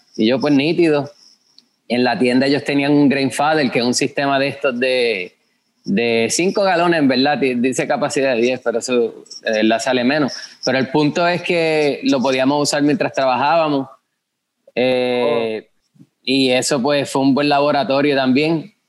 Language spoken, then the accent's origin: Spanish; Guayanilla, Puerto Rico; also born or lived in Yauco; me crié en Guayanilla, mi familia es de Yauco, pero yo digo que soy de Yauco también